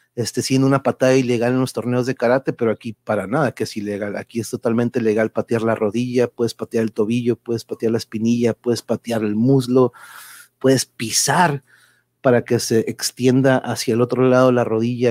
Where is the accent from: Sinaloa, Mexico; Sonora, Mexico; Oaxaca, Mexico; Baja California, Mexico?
Baja California, Mexico; Tijuana; also born or lived in Mexico City; vengo de Tijuas